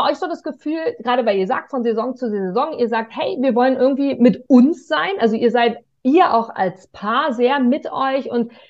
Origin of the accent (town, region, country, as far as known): Germany